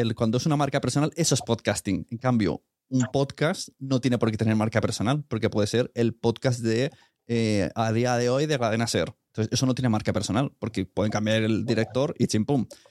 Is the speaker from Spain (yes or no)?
yes; Catalonia, Spain; como catalán